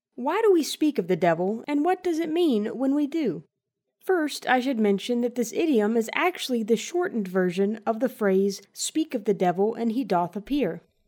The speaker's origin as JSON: {"language": "English", "region": "Southern United States", "country": "United States", "said": "As a Southerner"}